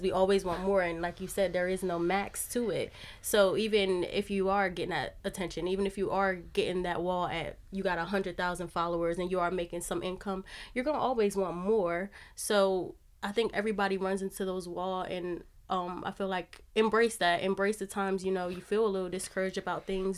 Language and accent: English; Wilmington, Delaware, United States; moved away as an adult; I'm from Delaware. I'm from Wilmington